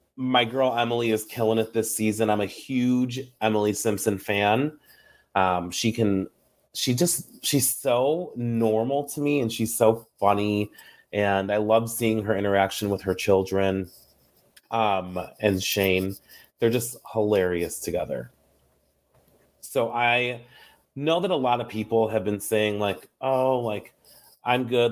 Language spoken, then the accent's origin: English; New York, United States; I'm from New York